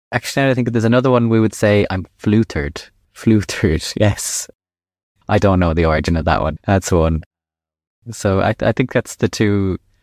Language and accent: English; Ireland; first language English; as an Irish person